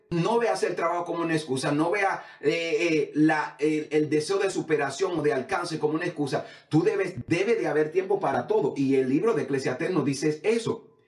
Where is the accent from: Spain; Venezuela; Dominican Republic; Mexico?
Dominican Republic; Samaná; now in United States; yo vengo de, un barrio en, en, Samaná, el barrio Wilmore.